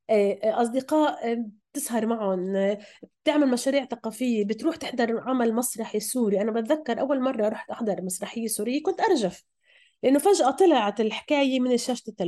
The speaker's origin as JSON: {"language": "Arabic", "country": "Palestine", "said": "فهي مش سردية بعيد بعيدة عننا كفلسطينيين وفلسطينيات"}